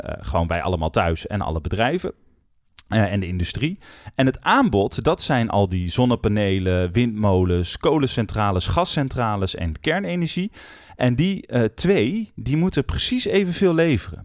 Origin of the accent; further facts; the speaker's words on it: North Groningen, Netherlands; ik ben opgegroeid in Noord-Groningen